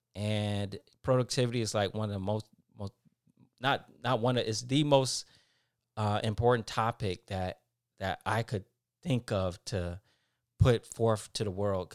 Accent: Detroit, Michigan, United States; moved away; I'm from Detroit, Michigan. Uh, one of the um, poorest areas in the city I grew up in.

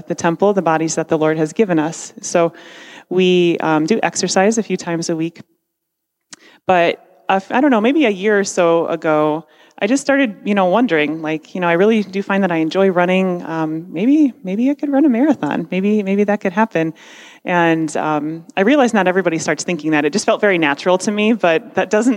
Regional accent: Parma, Ohio, United States; I'm from Parma

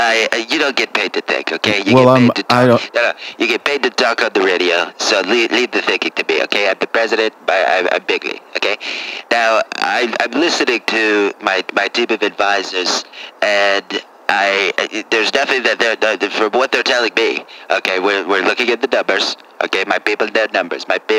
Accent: New York, United States; I mean, I'm from New York, okay?

